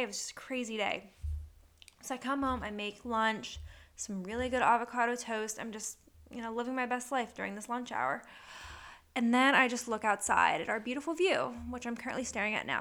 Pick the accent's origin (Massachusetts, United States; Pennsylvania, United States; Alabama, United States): Pennsylvania, United States; Punxsutawney; now in Manheim, United States; I was born in Punxsutawney, Pennsylvania, the weather capital of the world, Groundhog Day. Very proud of my hometown